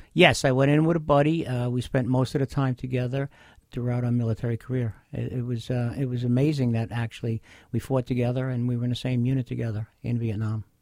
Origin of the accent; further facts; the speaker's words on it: Bay Shore, New York, United States; I grew up in Bayshore. I still am a Long Island resident